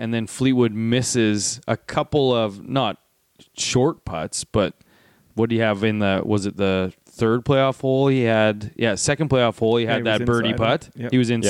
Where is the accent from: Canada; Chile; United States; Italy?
Canada; it just gives you so much pride as a Canadian, just in general, when a Canadian does something. It just feels different because you're from this country.